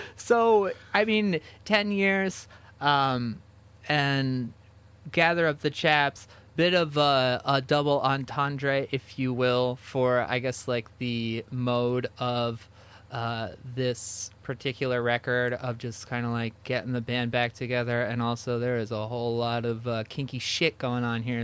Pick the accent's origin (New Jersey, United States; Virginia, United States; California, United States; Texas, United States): New Jersey, United States; I grew up in New Jersey